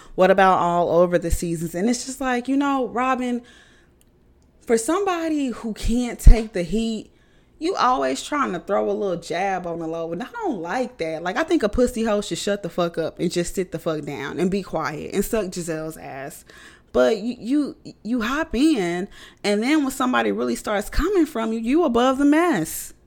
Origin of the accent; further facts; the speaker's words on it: United States; I'm American